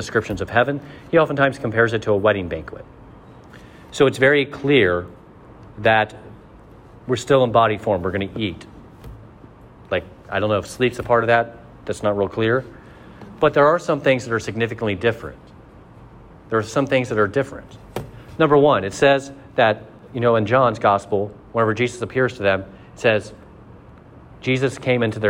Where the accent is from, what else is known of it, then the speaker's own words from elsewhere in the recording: Mercer County, Ohio, United States; I'm from Mercer County.